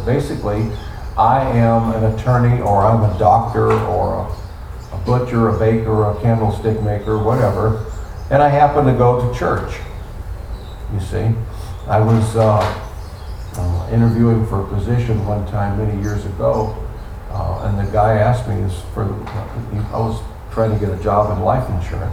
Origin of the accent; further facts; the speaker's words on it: United States; We were raised in the United States of America